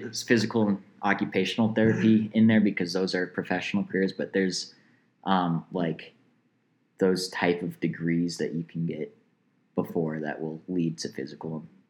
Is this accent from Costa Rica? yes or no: no; Canada; I am Canadian, Max.